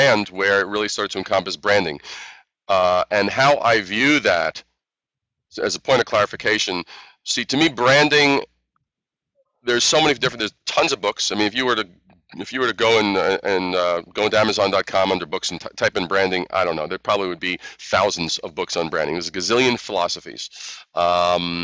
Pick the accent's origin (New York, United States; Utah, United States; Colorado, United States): New York, United States; New York City; also born or lived in Brooklyn / Queens / Long Island / Manhattan; So I'm a native New Yorker